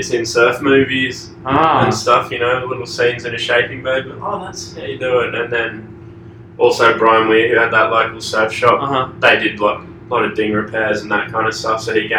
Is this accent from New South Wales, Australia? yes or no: no; Queensland, Australia; also born or lived in Sydney / Sunshine Coast; I was born in Sydney, okay. But I only lived there for 10 months and then moved to a farm out the back of 2 hours inland in Queensland, uh-huh. On the Sunshine Coast. And then when I was 12, I moved to the Sunshine Coast.